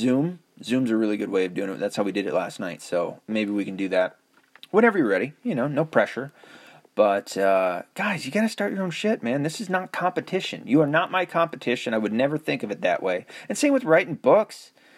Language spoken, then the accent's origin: English; the South, United States; accent: southern; Man, I've really noticed that my southern accent is almost all but gone.